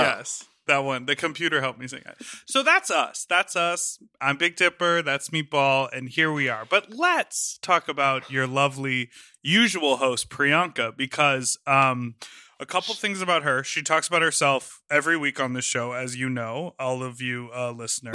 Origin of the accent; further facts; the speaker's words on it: United States; we are American people.